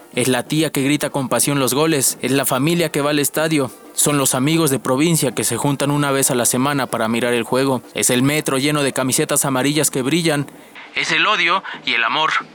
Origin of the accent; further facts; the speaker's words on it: Mexico City, Mexico; soy oriundo de la Ciudad de México